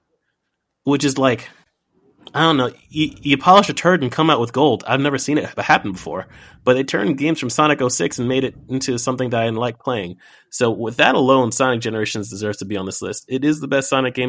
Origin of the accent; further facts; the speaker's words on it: New York City, New York, United States; As a black kid growing up in New York City